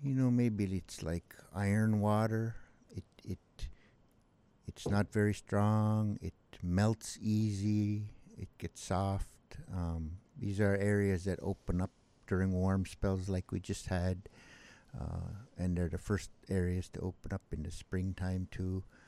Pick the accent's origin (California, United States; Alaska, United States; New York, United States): Alaska, United States; Bethel; also born or lived in Kalskag, Alaska; I grew up here on the Kuskokwim, uh, mostly in Bethel. I had all my school and schooling in Bethel